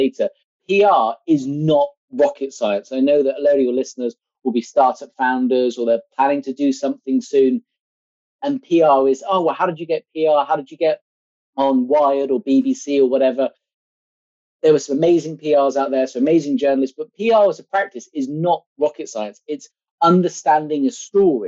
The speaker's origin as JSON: {"language": "English", "town": "Exeter", "region": "South West England", "country": "United Kingdom", "also_born_or_lived": "Southampton", "moved": "yes", "said": "I'm from Exeter in sunny Devon."}